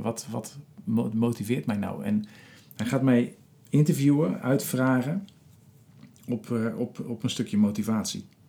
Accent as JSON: {"language": "Dutch", "town": "Rotterdam", "region": "South Holland", "country": "Netherlands", "tie": "born or raised there", "said": "in mijn geboortestad Rotterdam"}